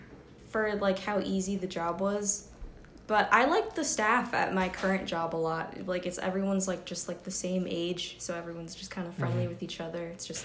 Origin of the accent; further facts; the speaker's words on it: Newport, Rhode Island, United States; I'm from Newport, Rhode Island.